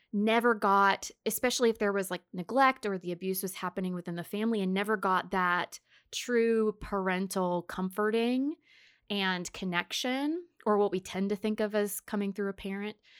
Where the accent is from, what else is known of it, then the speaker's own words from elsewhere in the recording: the South, United States; we're from the South, so we use bless, bless their hearts